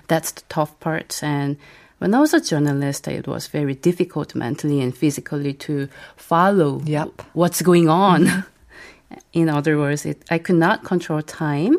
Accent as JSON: {"language": "English", "country": "South Korea", "tie": "born or raised there", "first_language": "Korean", "second_language": "English", "said": "as a Korean native"}